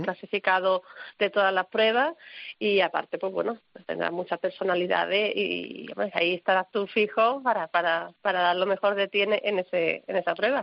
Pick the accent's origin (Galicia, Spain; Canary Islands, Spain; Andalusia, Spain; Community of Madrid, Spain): Andalusia, Spain; nosotros que somos andaluces